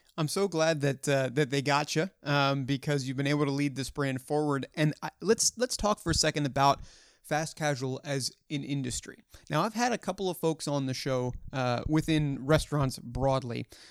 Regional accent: Hunt Valley, Maryland, United States; my hometown of Hunt Valley, Maryland

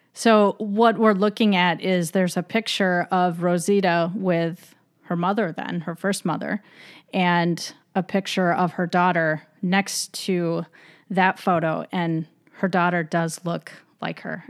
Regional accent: Michigan, United States; I'm from Michigan

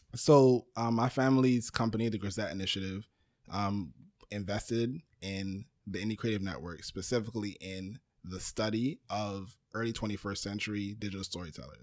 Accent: New York City, New York, United States; I was born in Brooklyn

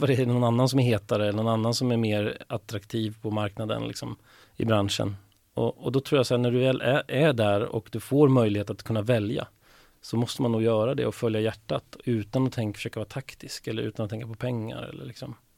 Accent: Stigtomta, Södermanland, Sweden; moved away; Jag är uppvuxen i en liten, litet samhälle som heter Stigtomta som ligger en och en halv mil utanför Nyköping.

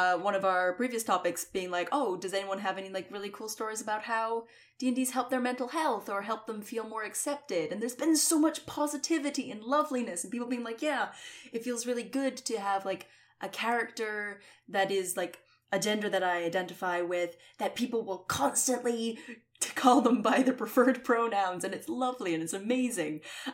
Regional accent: Scotland, United Kingdom; I'm a Scottish asshole

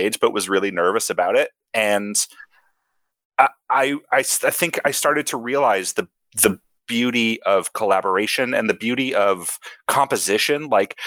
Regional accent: Wyoming, United States; growing up in Wyoming. Everything we got like 5 years later than the rest of the world got

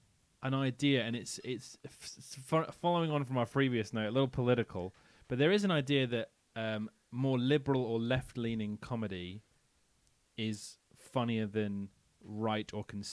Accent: United Kingdom; I am British

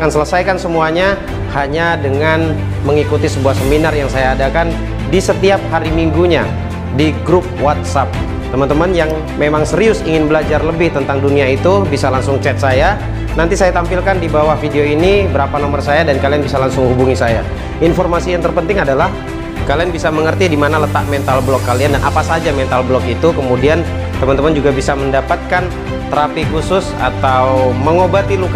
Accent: Pontianak, West Kalimantan, Indonesia; Saya asal Pontianak Salah satu profesi saya adalah Youtuber

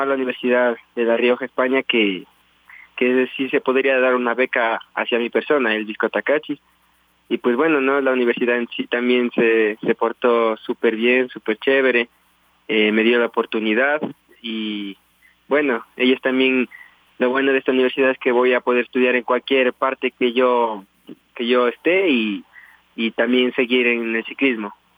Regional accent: Tulcán, Carchi, Ecuador; yo nací aquí en Tulcán, en la provincia de Carchi. Y hasta esta edad que tengo actualmente eh, vivo aquí con mis padres

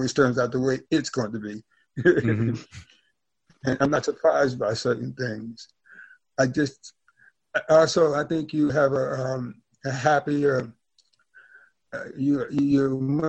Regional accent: Deep South, United States; growing up poor, but didn't know I was poor, growing up in the Deep South during the amazing 50s and 60s

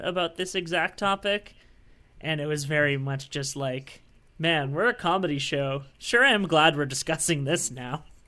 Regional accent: Canada; I'm a Canadian

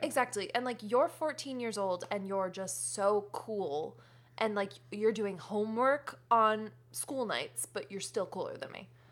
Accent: Connecticut, United States; now in California, United States; I grew up in New England

